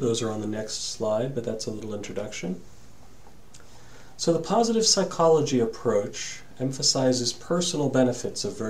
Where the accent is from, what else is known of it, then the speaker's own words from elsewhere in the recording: Massachusetts, United States; the church I grew up in here in Massachusetts